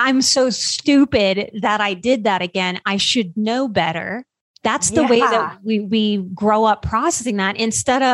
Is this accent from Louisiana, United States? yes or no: yes; Louisiana, United States; I grew up in Louisiana. So I grew up on soul food.